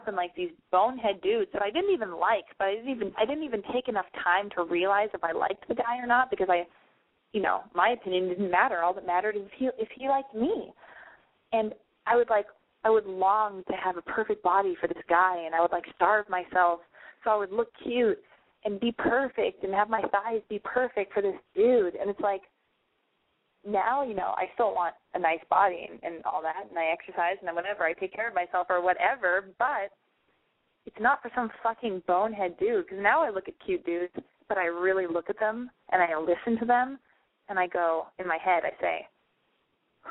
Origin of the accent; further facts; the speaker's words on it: United States; now in Los Angeles, United States; I'm an American girl living in Los Angeles